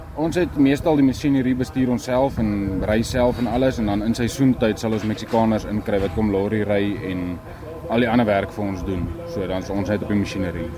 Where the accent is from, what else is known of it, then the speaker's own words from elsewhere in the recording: South Africa; moved away as an adult; now in North Dakota, United States; ons is 'n paar Suid-Afrikaners wat daar werk